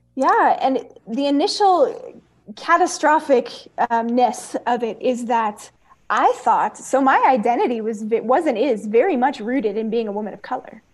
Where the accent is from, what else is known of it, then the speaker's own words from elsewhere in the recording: Oakland, California, United States; also born or lived in Castro Valley, California / Soweto, South Africa; growing up in East Oakland and ministry in East Oakland